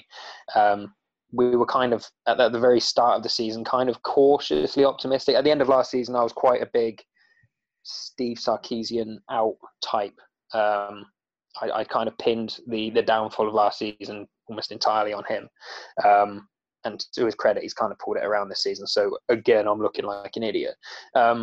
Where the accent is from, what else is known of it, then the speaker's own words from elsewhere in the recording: Oxford, South East England, United Kingdom; I'm from Oxford.